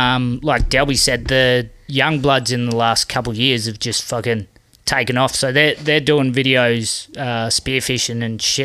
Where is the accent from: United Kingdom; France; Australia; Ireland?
Australia; Exmouth, Western Australia; I'm from Exmouth.